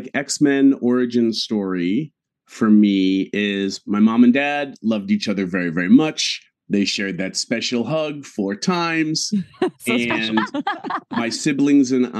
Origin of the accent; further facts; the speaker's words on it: New England, United States; growing up in New England